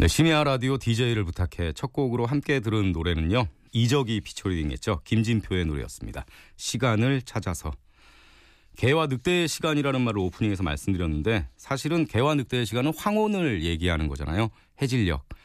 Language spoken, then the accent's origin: Korean; Gangneung, Gangwon, South Korea; 강원도 강릉에서 왔습니다. 네, 강원도 강릉에 살고 있는 43살 아저씨고요.